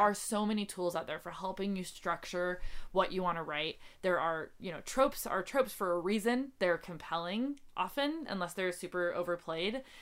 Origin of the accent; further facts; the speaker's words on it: North Dakota, United States; now in Seattle, United States; so I'm from North Dakota, uh, and my family's from North Dakota